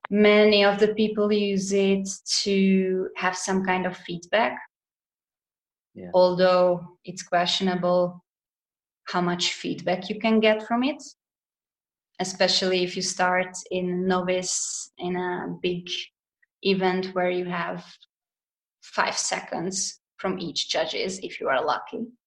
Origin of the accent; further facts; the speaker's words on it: Hungary; moved away as an adult; now in Zurich, Switzerland; I'm originally from Hungary. I lived there till I was about 25.